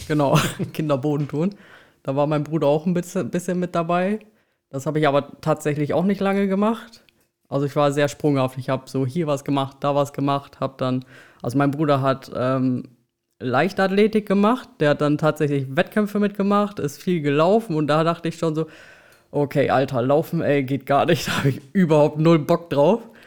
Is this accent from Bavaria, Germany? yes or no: no; Belm, Lower Saxony, Germany; also born or lived in Osnabrück; aufgewachsen und geboren in Osnabrück, beziehungsweise aufgewachsen in Belm